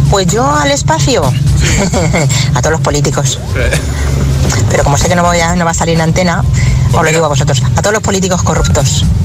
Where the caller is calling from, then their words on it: Tenerife, Canary Islands, Spain; desde Tenerife.